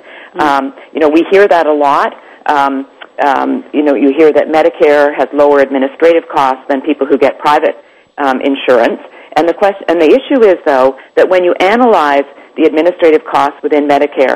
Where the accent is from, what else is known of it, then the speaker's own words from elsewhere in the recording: Canada; now in United States; I'm Canadian. I'm an American now, but I grew up in Canada under a government-run, totally government-run healthcare system